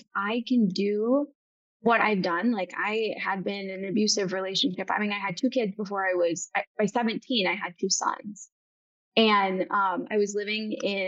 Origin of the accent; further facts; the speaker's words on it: Bay City, Michigan, United States; I'm from Bay City, Michigan.